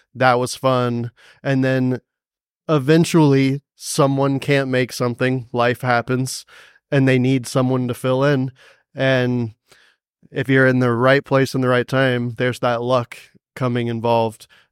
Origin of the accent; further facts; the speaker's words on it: Cary, North Carolina, United States; moved away as an adult; also born or lived in Greensboro, North Carolina; now in Asheville, United States; I grew up in a town called Cary, right next to Raleigh